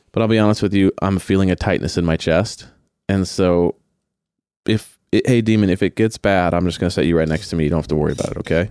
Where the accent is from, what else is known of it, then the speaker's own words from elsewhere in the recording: Long Beach, California, United States; I grew up in Long Beach